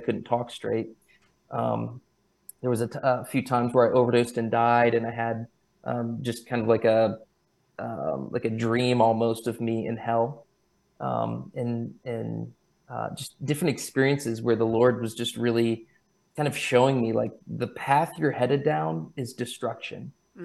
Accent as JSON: {"language": "English", "country": "United States", "said": "I'm Christian because I'm American"}